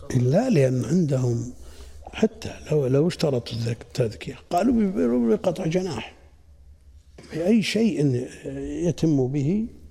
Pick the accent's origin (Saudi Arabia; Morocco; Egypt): Saudi Arabia; Najd; عندنا في نجد